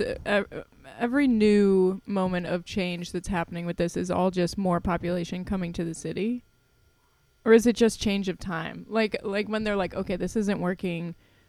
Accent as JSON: {"language": "English", "area": "west suburbs of Chicago", "region": "Illinois", "country": "United States", "moved": "yes", "said": "I'm from like outside of Chicago in the west suburbs."}